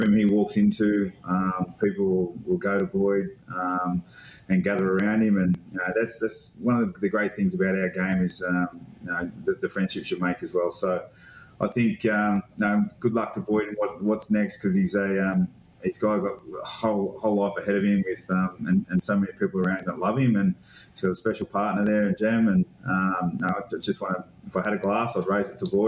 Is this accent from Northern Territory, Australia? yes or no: no; Taree, New South Wales, Australia; I'm from Old Bar, Taree, that area.